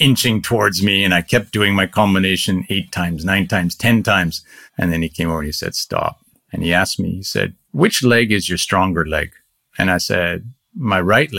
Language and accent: English; Canada; moved away as an adult; also born or lived in Singapore / India; now in Japan; growing up in Canada